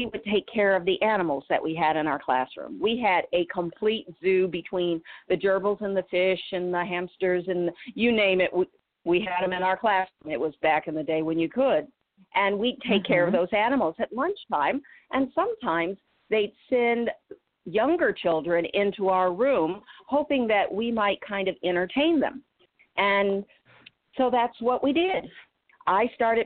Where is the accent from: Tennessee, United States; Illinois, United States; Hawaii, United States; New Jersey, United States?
Illinois, United States; Illinois and Michigan, United States; moved away as an adult; also born or lived in Boston / Atlanta; I grew up in the Midwest, Illinois and Michigan.